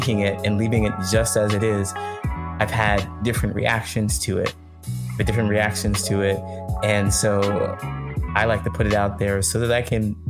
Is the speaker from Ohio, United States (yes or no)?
yes; Ohio, United States; also born or lived in California; now in Chicago, United States; I grew up in Ohio